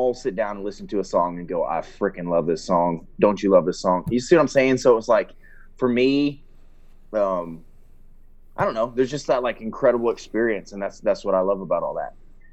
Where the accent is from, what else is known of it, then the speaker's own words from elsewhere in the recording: Ohio, United States; now in Georgia, United States; I'm originally from Ohio